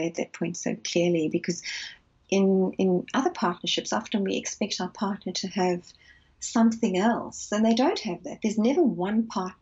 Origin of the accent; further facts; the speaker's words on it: South Africa; moved away as an adult; now in London, United Kingdom; I'm originally from South Africa